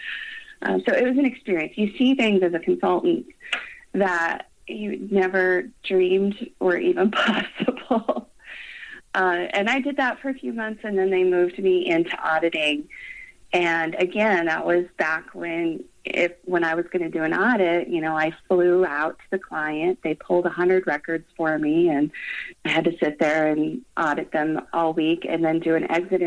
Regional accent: Colorado, United States; I was born and raised in Colorado

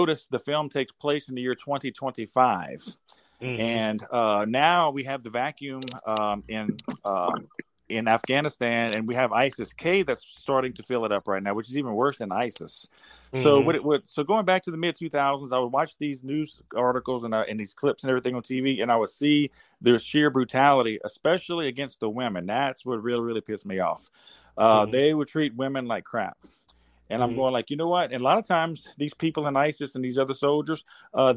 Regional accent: Baton Rouge, Louisiana, United States; I'm from South Louisiana, United States, of course, and around Baton Rouge

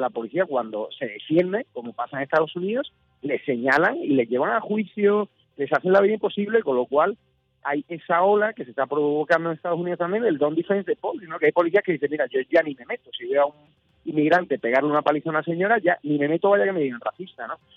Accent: Spain

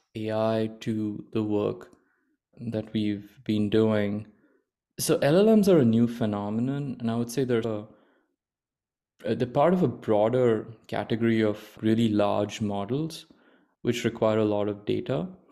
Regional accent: Mumbai, Maharashtra, India; moved away as an adult; also born or lived in Stanford, California / Washington, D.C. / Virginia; I grew up in India. without, uh, in, in Bombay

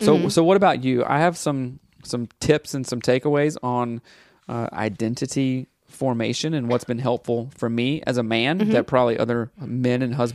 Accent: the Bible Belt, United States; growing up in the Bible Belt

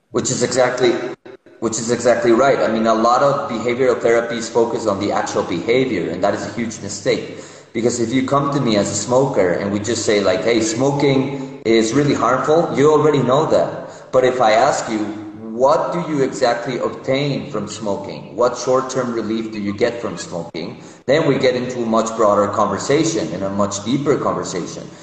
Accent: Mexico City, Mexico; moved away as an adult; also born or lived in United States / Israel; now in Minneapolis, United States; I was born in Mexico City, and I've lived both in Mexico, in the United States, and in Israel

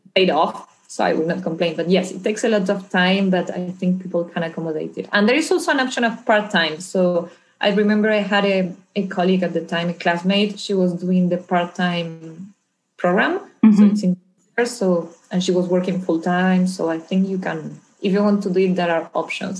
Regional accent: Argentina; moved away; I'm originally from Argentina, where I grew up and then became a lawyer.

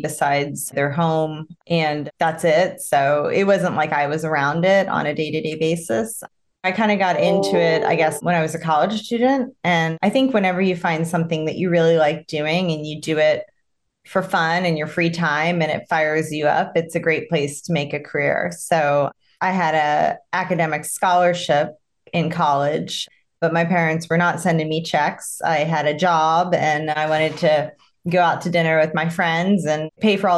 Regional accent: Tampa, Florida, United States; now in Greenwich, United States; So I'm a Florida native. I grew up in Florida

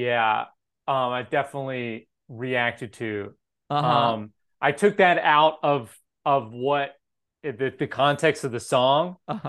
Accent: Memphis, Tennessee, United States; I grew up in Memphis.

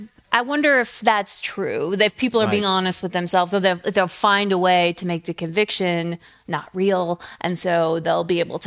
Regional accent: Georgia, United States; moved away; Right. Well, I'm from Georgia

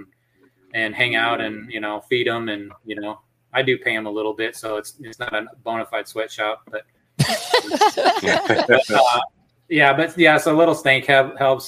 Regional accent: Mason City, Iowa, United States; now in Texas, United States; I grew up in Mason City, Iowa

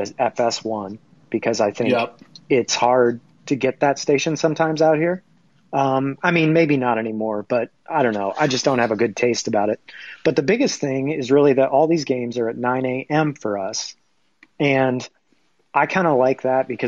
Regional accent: Kansas, United States; when I was growing up in Kansas

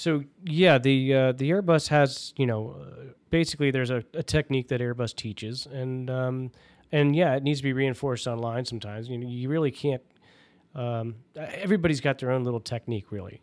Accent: Washington, District of Columbia, United States; there was no base in my hometown and, and I wasn't gonna move the family 'cause I have a lot of ties to the area

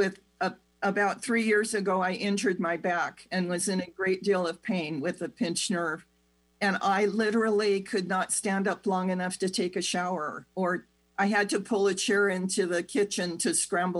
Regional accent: United States; the do-it-yourself culture that we grew up with in America

